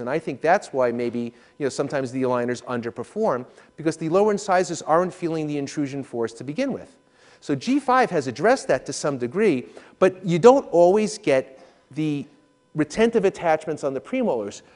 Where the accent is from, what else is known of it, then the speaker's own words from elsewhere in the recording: New York, United States; I'm from New York